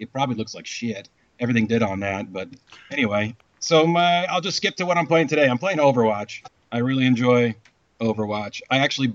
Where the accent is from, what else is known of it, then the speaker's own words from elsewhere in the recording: Washington, United States; I'm from Washington